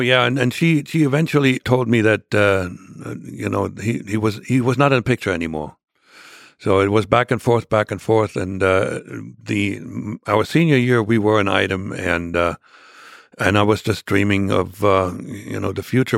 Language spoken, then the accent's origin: English; Germany; English is a second language; moved away as an adult; also born or lived in Jena, Germany; now in United States; I was born into a, the remote e, southeastern corner, uh, of, of East Germany